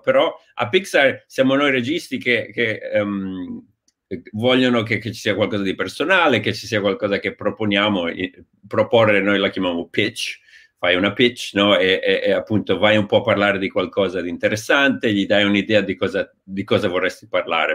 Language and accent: Italian; Genoa, Liguria, Italy; moved away as an adult; sono partito da Genova a 23-24 anni